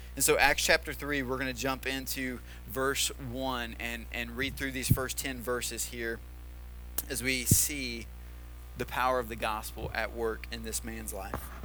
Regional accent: Tennessee, United States; moved away; the town that I grew up in in Tennessee

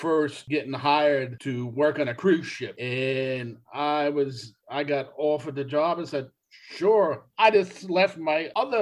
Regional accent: New York City, New York, United States; moved away as an adult; I am originally from Brooklyn

